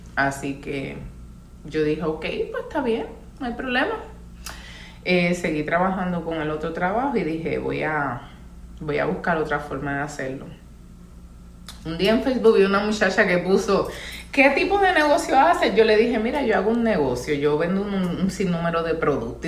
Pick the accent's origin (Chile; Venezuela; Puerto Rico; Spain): Puerto Rico; San Juan; also born or lived in Carolina, Puerto Rico; yo soy puertorriqueña